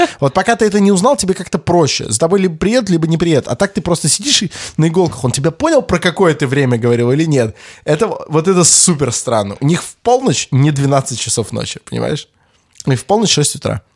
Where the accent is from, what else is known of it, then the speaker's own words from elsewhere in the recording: Russia; мы из России